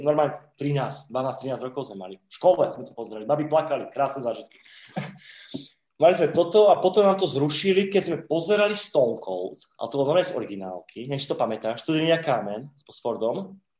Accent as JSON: {"language": "Slovak", "country": "Slovakia", "said": "u nás na STVčke bol Nosferatu"}